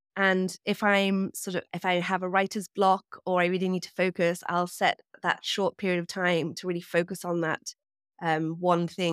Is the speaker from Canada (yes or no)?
no; England, United Kingdom; also born or lived in New York; now in Hudson Valley, United States; I am from England, as you can probably hear, but I live in New York, and I recently actually moved away from the city up to the Hudson Valley